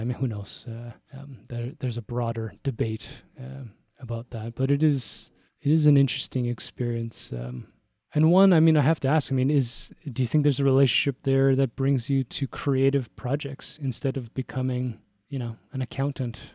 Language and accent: English; Toronto, Ontario, Canada; moved away as an adult; now in Calgary, Canada; I was born in Toronto